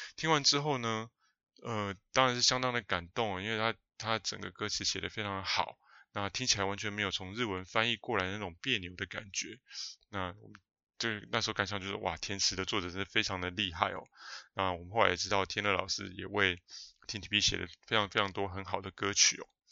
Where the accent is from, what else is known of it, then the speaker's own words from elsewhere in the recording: New Taipei, Taiwan; 我是碧潭边长大的小孩哦，从出生呢就住在吊桥桥头旁边的那个新店街上面，哦，一直住到上幼稚园才搬家